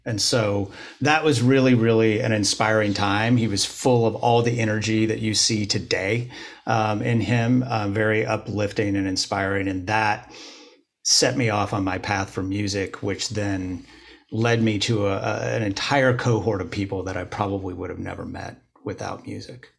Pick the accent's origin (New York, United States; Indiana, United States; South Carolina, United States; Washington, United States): Indiana, United States; Bloomington; moved away as an adult; I grew up in Bloomington, Indiana